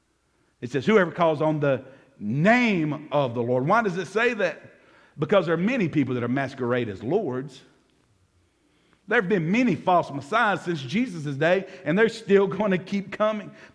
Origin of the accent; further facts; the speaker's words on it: Jackson, United States; growing up in South Jackson, my mama used to send me to the store to buy her cigarettes.